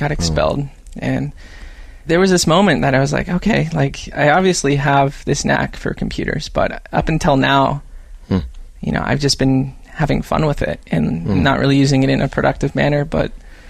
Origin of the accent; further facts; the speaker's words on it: Paradise, California, United States; I grew up in the foothills of Northern California. A town called Paradise near Chico. So kind of foothills in the valley.